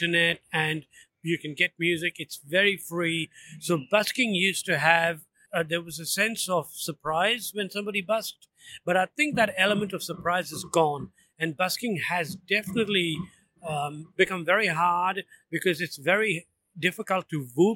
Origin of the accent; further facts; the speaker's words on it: Andaman and Nicobar Islands, India; now in Melbourne, Australia; I'm from the Andaman and Nicobar Islands, which is in the Andaman Sea, is in South Asia.